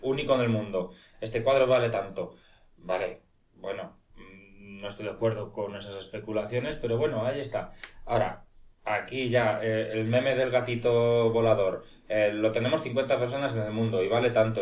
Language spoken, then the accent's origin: Spanish; Cuenca, Castilla-La Mancha, Spain; Yo nací en Cuenca